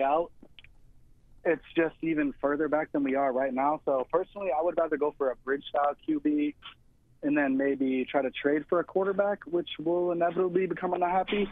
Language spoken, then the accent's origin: English; United States; moved away as an adult; now in Brussels, Belgium; I'm American, but I've been here for thirteen years